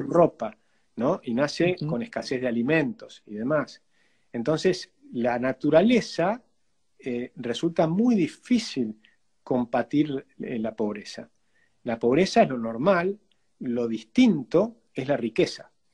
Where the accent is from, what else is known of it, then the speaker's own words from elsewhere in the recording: Argentina; somos argentinos